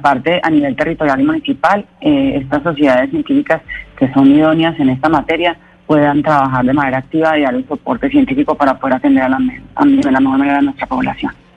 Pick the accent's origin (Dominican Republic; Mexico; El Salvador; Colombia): Colombia